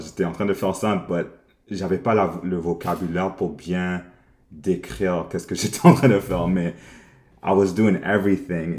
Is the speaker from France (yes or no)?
no; Montreal, Quebec, Canada; Non, je suis né ici à Montréal. Alors, ouais, j'ai, grandi ici à Montréal.